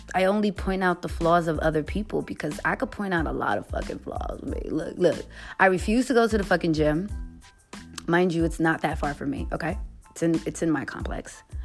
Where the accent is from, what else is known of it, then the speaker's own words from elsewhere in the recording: New York City, New York, United States; I'm from the Bronx. What you expect? I'm Puerto Rican and Haitian.